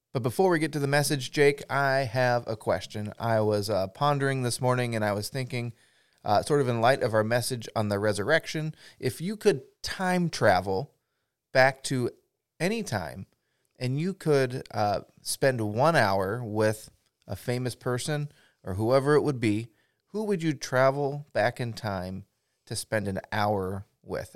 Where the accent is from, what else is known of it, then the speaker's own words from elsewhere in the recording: Pacific Northwest, United States; I grew up in the Pacific Northwest